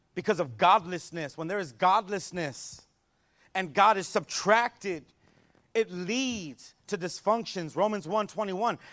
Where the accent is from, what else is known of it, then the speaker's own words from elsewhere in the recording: San Antonio, Texas, United States; I grew up here in San Antonio